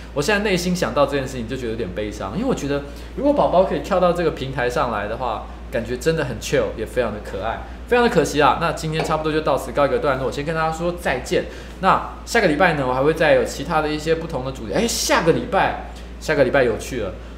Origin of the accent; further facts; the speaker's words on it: Taiwan; 我们台湾人的一个竞争的优势